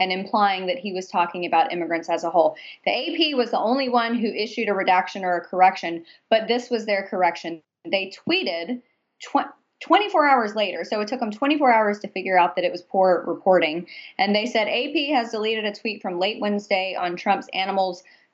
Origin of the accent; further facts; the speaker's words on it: Nashville, Tennessee, United States; where I grew up in Nashville